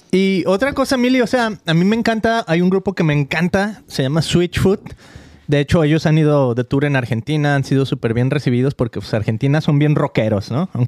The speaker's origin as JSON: {"language": "Spanish", "town": "Guadalajara", "region": "Jalisco", "country": "Mexico", "said": "que yo soy de Guadalajara, ¿no?"}